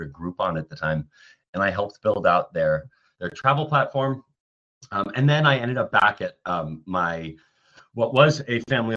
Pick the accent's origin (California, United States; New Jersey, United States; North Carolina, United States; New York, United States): New York, United States; New York City; I grew up in New York City